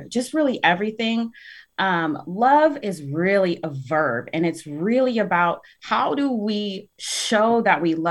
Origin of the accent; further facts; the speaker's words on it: Tacoma, Washington, United States; I'm 32 and I have been here for 32 years. I was born in Tacoma General